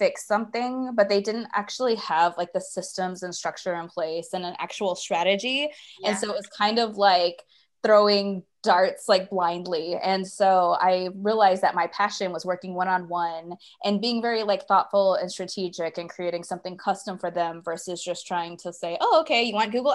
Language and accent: English; Alaska, United States; moved away as an adult; also born or lived in Hawaii; I grew up in Alaska, went to Hawaii right after college.